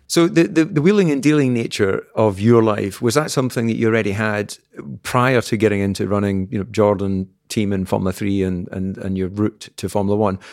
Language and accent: English; Scotland, United Kingdom; being Scottish